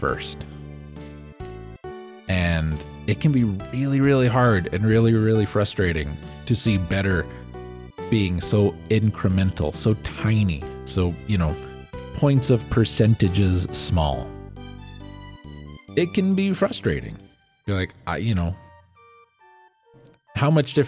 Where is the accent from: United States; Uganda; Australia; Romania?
United States